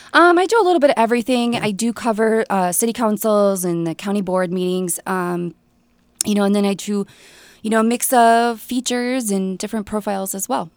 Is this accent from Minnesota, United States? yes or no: yes; Staples, Minnesota, United States; I'm from Staples